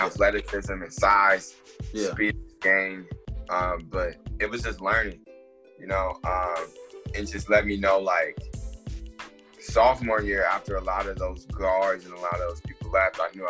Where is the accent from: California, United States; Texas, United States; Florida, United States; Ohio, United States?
Ohio, United States; Columbus; also born or lived in Cleveland, Ohio; we moved from Cleveland to Columbus. I was like 7 years old